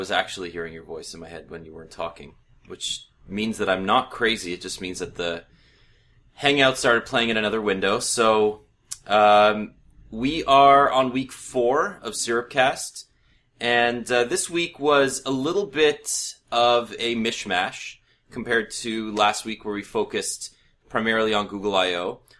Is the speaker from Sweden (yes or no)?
no; Canada; I've actually figured out a way to sign up for it as a Canadian, and I'll give you some hints as to how you can get there.